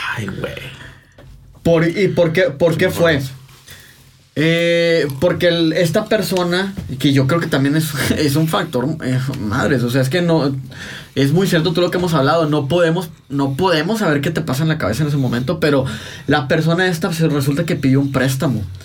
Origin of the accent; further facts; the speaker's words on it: Mexico; nosotros como mexicanos